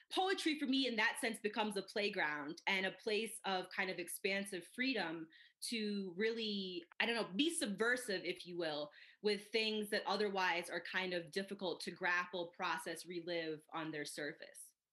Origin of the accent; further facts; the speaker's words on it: Midwest, United States; now in Colorado Springs, United States; I grew up in the Midwest